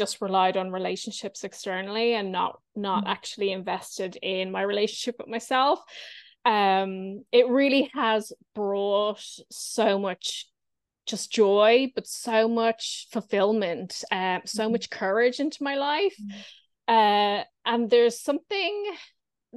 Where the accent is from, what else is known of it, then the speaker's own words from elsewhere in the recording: Ireland; moved away; also born or lived in Edinburgh; I grew up in Ireland as a non-drinker.